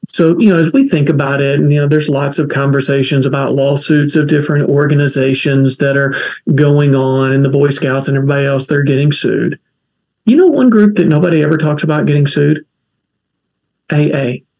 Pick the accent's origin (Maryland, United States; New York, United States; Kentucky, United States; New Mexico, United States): Kentucky, United States; accent: folksy; now in Durham, United States; I talk folksy because I'm from Kentucky